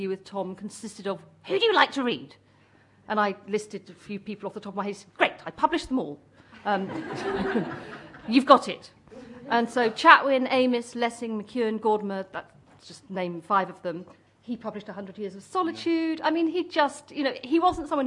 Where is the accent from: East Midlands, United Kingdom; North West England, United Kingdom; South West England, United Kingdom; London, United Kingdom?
South West England, United Kingdom; Cornwall; I grew up in Cornwall